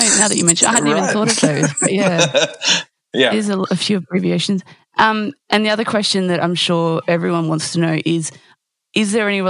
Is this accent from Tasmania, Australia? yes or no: no; Victoria, Australia; I was brought up in Victoria as well.